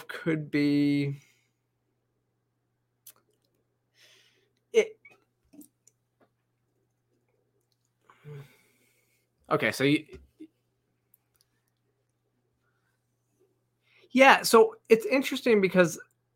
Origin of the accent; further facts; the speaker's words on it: Michigan, United States; moved away; I grew up in Michigan. I graduated from Central Michigan. Most of my family still lives in Michigan.